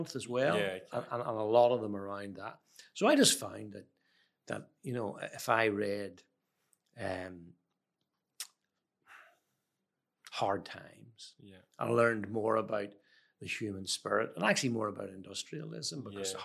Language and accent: English; Belfast, Northern Ireland, United Kingdom; moved away as an adult; also born or lived in England; now in Australia; I grew up in Belfast in the late 60s, early 70s